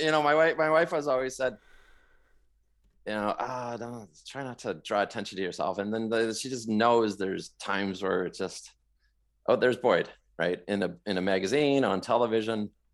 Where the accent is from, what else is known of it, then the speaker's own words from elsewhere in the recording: Vancouver, British Columbia, Canada; moved away as an adult; also born or lived in Toronto, Ontario / London, Ontario; now in Moncton, Canada; I am from Western Canada. I grew up in the Vancouver area.